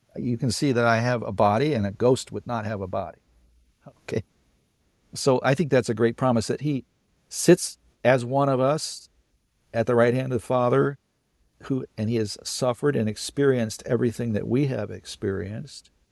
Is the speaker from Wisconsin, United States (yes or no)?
no; California, United States; I grew up in California in the sixties and seventies.